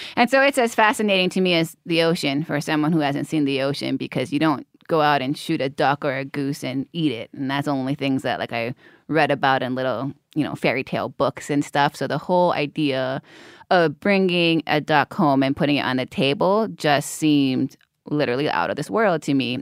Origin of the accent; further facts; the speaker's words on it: Hawaii, United States; growing up in Hawaii